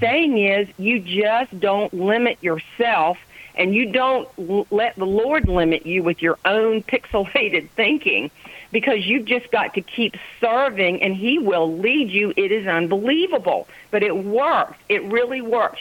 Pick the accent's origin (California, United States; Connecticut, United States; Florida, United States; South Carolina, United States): South Carolina, United States; Charleston; now in Johnston, United States; I'm a Charlestonian by birth.